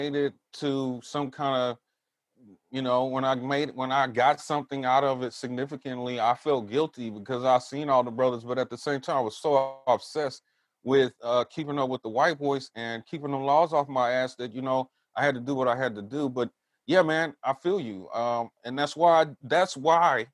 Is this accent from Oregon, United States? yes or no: no; Southern California, United States; also born or lived in Texas / San Francisco Bay Area; now in Humboldt County, United States; I grew up in Southern California